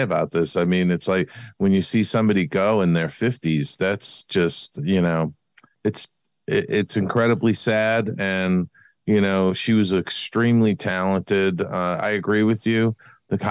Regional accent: East Coast, United States; I grew up on the East Coast

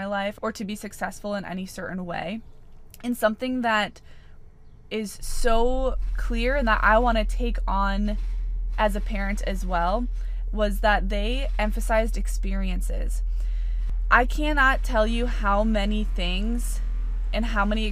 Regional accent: Wisconsin, United States; I grew up in Wisconsin, and I have three older brothers.

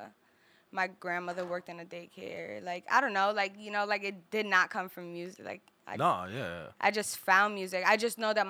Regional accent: New York, United States; growing up in New York, that's a bigger part of us.

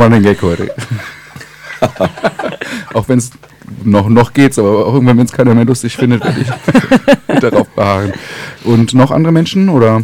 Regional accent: Northern Germany, Germany; Ich versuche als Norddeutscher

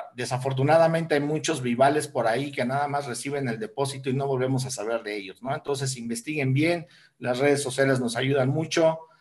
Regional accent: Mexico; Somos mexicanos

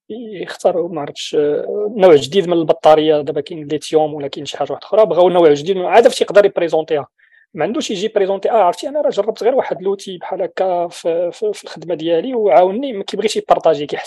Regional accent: Morocco; اللي عندنا في المغرب كتحتفل بالاعياد الدينيه

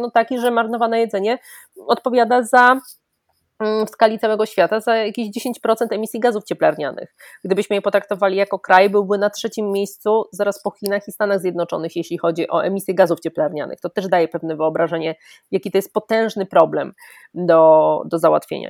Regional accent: Greater Poland, Poland; jestem z Wielkopolski, moja babcia, moja cała rodzina jest z Wielkopolski

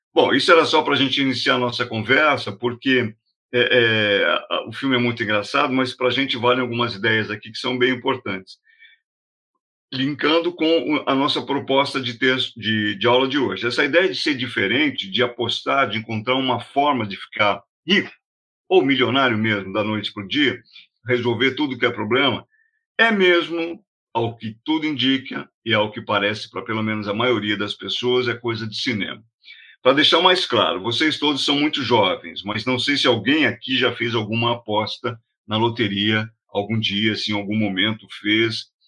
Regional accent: Brazil; a gente é brasileiro

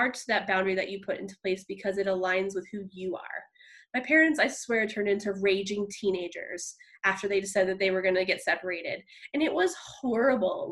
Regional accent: New Jersey, United States; moved away as an adult; I grew up in New Jersey. And so I moved out here about 8 years ago in July for a new job and a new experience

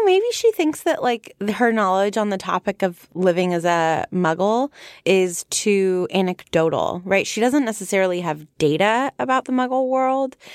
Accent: United States; I'm from America

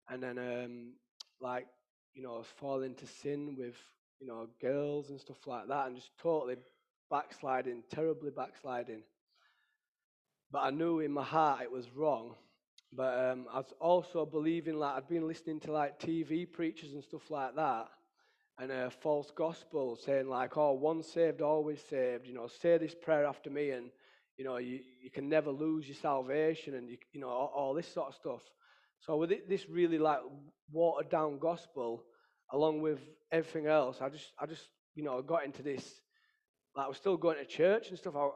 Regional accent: Ireland; Because obviously, being Irish and that, we drink and fight, that's what we do.

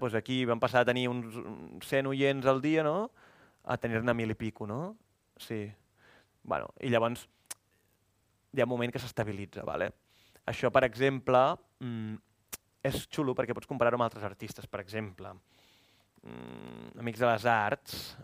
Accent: Igualada, Catalonia, Spain; moved away as an adult; also born or lived in Barcelona; vaig anar a Igualada, que és d'on soc, vaig estar vivint 7 o 8 mesos a casa de la meva mare

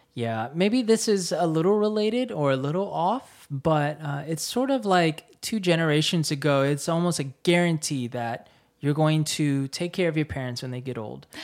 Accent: United States; born or raised there; moved away as an adult; now in Seoul, South Korea

